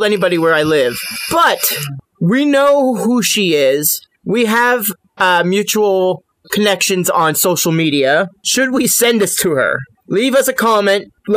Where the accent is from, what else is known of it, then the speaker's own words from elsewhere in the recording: New Jersey, United States; moved away; I was born in Jersey.